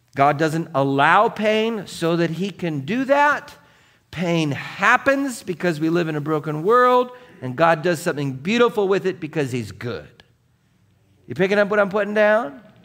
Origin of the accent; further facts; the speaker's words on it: Seattle, Washington, United States; growing up in Seattle